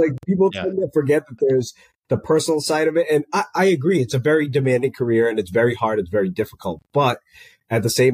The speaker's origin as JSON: {"language": "English", "region": "Rhode Island", "country": "United States", "tie": "born or raised there", "moved": "as an adult", "lives_now": "Tampa, United States", "said": "I went to college, like in my hometown, basically. I went to Bryant University, which is in Smithfield, Rhode Island"}